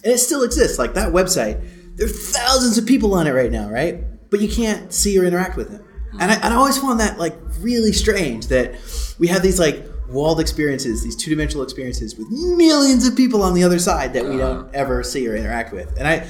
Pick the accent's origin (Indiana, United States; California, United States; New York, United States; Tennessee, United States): California, United States; Menlo Park; I'm from the Bay Area. I'm from Menlo Park.